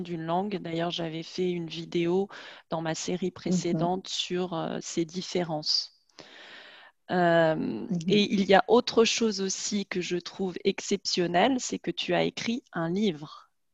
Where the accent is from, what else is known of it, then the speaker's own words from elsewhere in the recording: France; on est française, on a la même culture